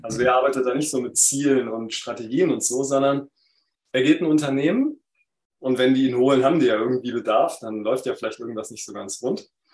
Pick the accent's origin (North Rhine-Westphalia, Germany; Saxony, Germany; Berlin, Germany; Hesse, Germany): Berlin, Germany; in Berlin, wo ich aufgewachsen bin